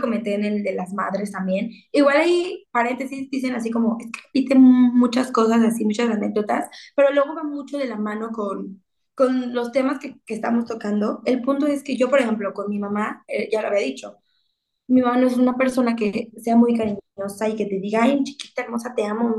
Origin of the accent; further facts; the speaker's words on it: Mexico; una mexicana disfrutando de nuestro país